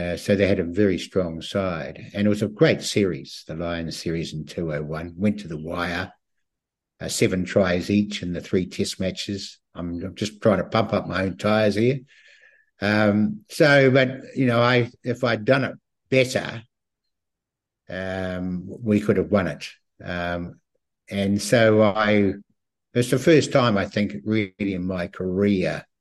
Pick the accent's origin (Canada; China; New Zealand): New Zealand; Christchurch, Canterbury; moved away; also born or lived in Auckland; I was born and bred in Christchurch